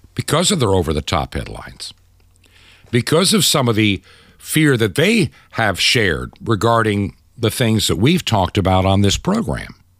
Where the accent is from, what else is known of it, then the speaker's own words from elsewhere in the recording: United States; as an American